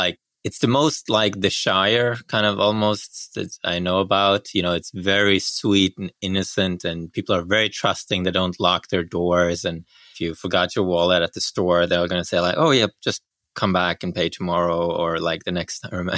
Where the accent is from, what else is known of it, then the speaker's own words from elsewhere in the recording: Bergen, Vestland, Norway; moved away; I grew up in Bergen, Norway, which is on the West Coast